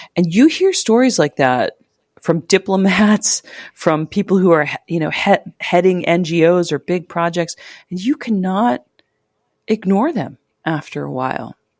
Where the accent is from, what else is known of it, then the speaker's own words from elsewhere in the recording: United States; moved away as an adult; also born or lived in Cambodia; I'm American and, you know, I'm from the West.